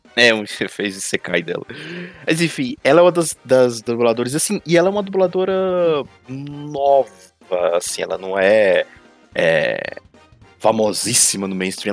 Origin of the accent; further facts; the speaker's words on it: Brazil; como brasileiro